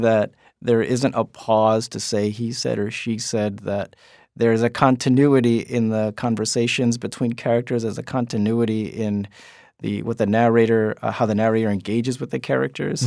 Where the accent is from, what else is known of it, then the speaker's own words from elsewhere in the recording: West New York, New Jersey, United States; It's called West New York, New Jersey